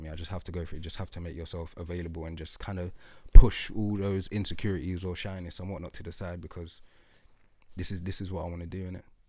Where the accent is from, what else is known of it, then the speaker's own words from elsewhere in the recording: London, United Kingdom; I'm from Lewisham